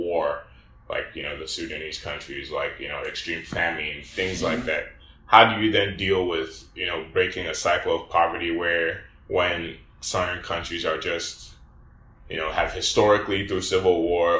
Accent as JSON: {"language": "English", "country": "Nigeria", "said": "I'm from Nigeria."}